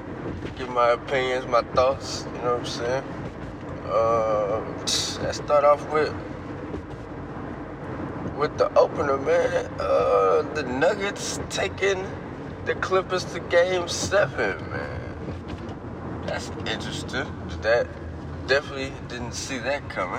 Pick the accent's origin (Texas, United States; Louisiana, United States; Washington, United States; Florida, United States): Texas, United States; Houston; I'm from Houston